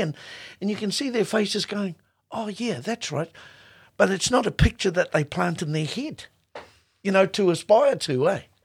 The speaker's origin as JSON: {"language": "English", "country": "New Zealand", "said": "as a Māori New Zealander."}